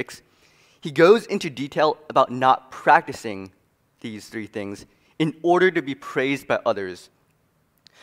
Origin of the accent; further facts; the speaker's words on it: New York City, New York, United States; moved away as an adult; also born or lived in Wheaton, Illinois; I'm originally from Queens, New York, but right now I'm a student at Wheaton College